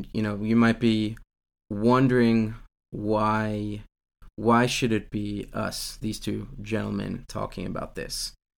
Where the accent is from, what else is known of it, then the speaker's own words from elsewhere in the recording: Virginia, United States; growing up in America, in Virginia, which is kind of what we would call the top of the Bible Belt.